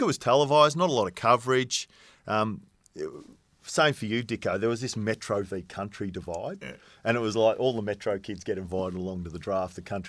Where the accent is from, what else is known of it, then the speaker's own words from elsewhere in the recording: Camperdown, Victoria, Australia; I mean, I grew up in Camperdown and it was the Hampden League Juniors.